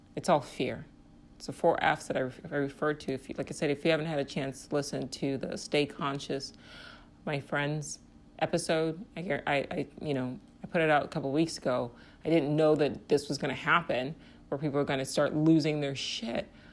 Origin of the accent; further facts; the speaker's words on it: Nigeria; now in United States; I'm from Nigeria